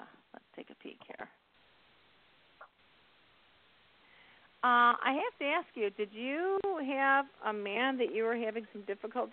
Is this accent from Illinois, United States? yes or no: yes; Chicago, Illinois, United States; So I am from Chicago.